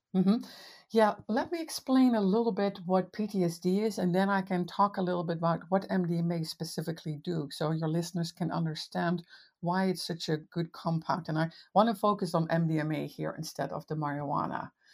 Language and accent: English; Netherlands; moved away as an adult; now in United States; I'm from the Netherlands originally. I've been in the States for twenty